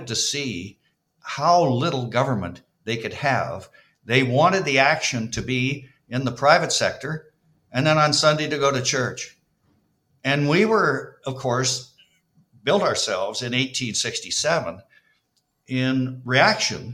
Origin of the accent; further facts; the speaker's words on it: Walkerton, Ontario, Canada; also born or lived in Kitchener-Waterloo; I'm a boy from Waterton, Ontario, which is the northwest of Toronto